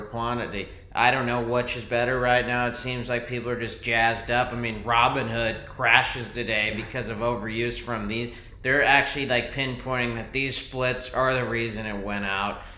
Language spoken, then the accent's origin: English; United States; we're American